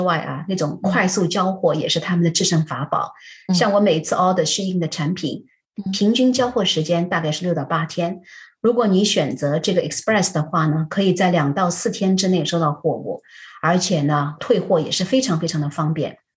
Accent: China; 我们中国人

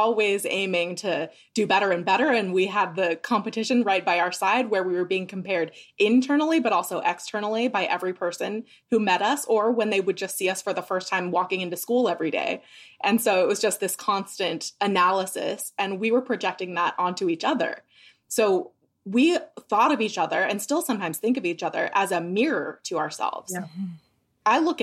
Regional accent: Idaho Falls, Idaho, United States; grew up in Idaho Falls, Idaho, so southeastern Idaho

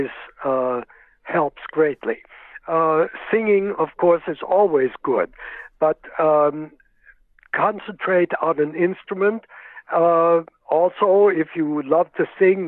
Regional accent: Worcester, Massachusetts, United States; I grew up in Worcester, Massachusetts, and I played in the Worcester Philharmonic since I was 13 years old

